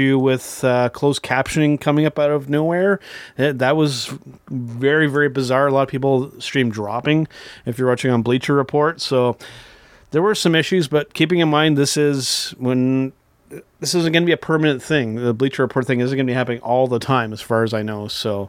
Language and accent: English; Canada; as Canadian professional wrestling fans